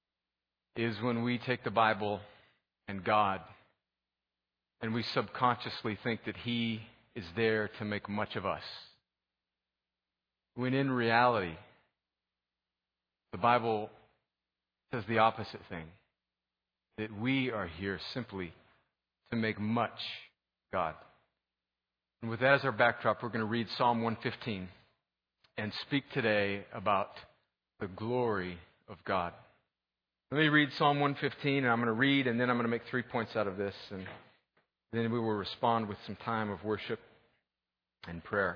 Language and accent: English; California, United States; When I grew up in California, we didn't have middle school that was sixth, seventh, and eighth grade.